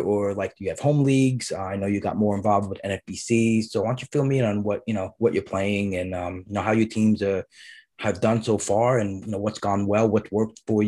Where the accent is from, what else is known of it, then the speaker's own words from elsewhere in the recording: New York City, New York, United States; I grew up in Brooklyn. During the school year, we were in Brooklyn